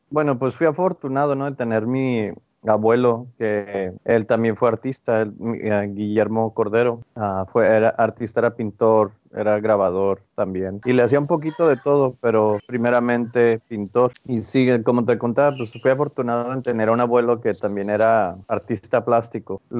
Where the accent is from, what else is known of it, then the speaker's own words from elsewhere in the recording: El Paso, Texas, United States; also born or lived in Ciudad Juárez, Mexico; Nací en Ciudad Juárez y me mudé a El Paso, nomás cruzando la frontera casi al cumplir los 12 años. Crecí ahí, estudié ahí toda la secundaria, la preparatoria, la universidad, licenciatura.